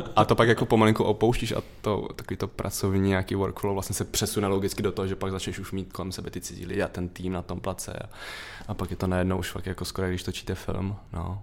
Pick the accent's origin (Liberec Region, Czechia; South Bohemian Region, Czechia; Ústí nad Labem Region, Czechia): Ústí nad Labem Region, Czechia; Litoměřice; also born or lived in Most; já pocházím z malého města, z Litoměře, ten most to je spíš jako místo narození